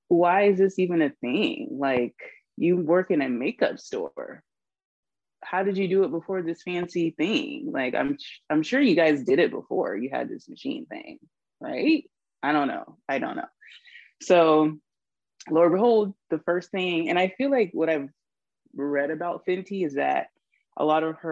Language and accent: English; Charleston, South Carolina, United States; that's what we grew up on here in Charleston